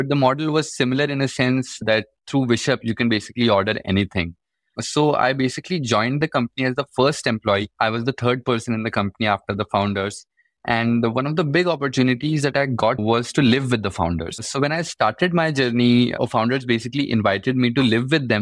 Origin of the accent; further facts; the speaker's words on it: Chhattisgarh, India; moved away as an adult; I'm from Chhattisgarh